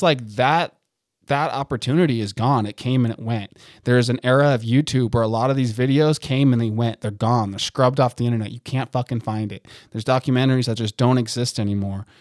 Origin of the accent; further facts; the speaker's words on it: United States; I'm fucking American as shit